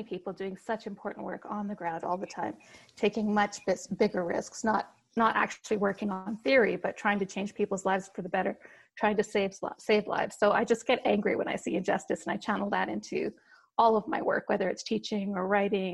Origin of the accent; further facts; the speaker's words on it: Saskatchewan, Canada; moved away as an adult; also born or lived in Leicester, England / Pakistan / Ontario, Canada; now in Denver, United States; I grew up in the Western Prairie provinces in Saskatchewan and lived there for about 8 years